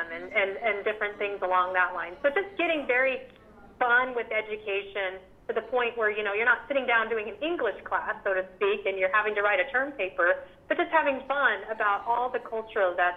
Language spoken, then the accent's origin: English; Las Vegas, Nevada, United States; I'm from Las Vegas